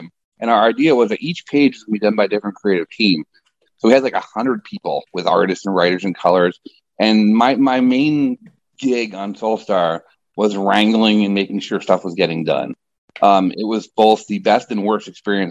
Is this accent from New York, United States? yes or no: yes; Middletown, New York, United States; moved away as an adult; also born or lived in Nyack, New York; now in Florida, United States; I was born and raised a New Yorker, upstate New York